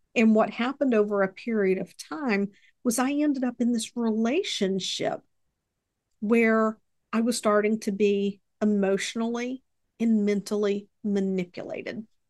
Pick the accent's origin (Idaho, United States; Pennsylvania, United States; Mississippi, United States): Mississippi, United States; also born or lived in Texas; I was born in Texas, they ended up here in Mississippi